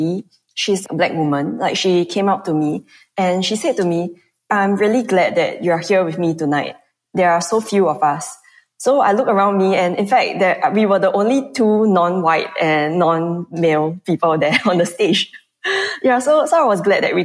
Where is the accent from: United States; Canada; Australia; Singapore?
Singapore; moved away as an adult; also born or lived in United Kingdom; I went to the UK and I came back to Singapore